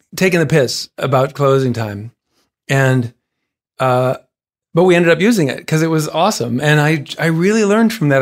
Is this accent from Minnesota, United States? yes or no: yes; Saint Paul, Minnesota, United States; Saint Paul played it a bunch of times, a non-embarrassing number of times in my hometown